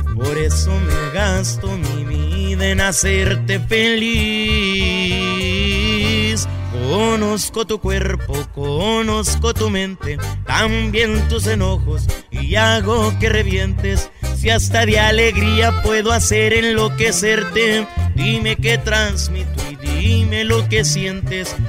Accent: Guasave, Sinaloa, Mexico; Yo soy de Guasave

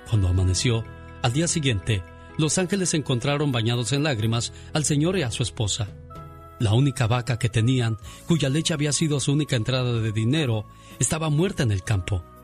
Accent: San Nicolás de los Agustinos, Guanajuato, Mexico; moved away; Un día salí de San Nicolás de los Agustinos, Guanajuato. Pero San Nicolás de los Agustinos, Guanajuato, nunca salió de mí.

